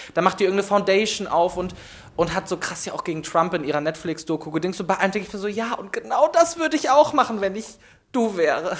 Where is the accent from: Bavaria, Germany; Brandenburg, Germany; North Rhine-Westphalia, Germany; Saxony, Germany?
North Rhine-Westphalia, Germany; Meerbusch; moved away as an adult; now in Cologne, Germany; ich komme gebürtig aus Meerbusch, das äh, Düsseldorf da hinten